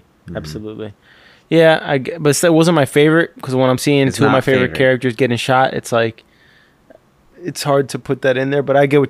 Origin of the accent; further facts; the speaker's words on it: London, United Kingdom; I'm from London.